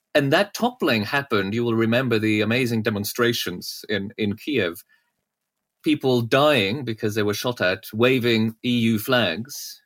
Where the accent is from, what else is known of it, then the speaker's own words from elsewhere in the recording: Norway; moved away; I grew up in Norway